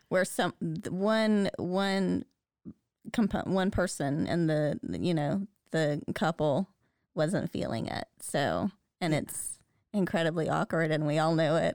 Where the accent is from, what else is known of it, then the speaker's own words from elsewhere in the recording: the South, United States; I grew up in the South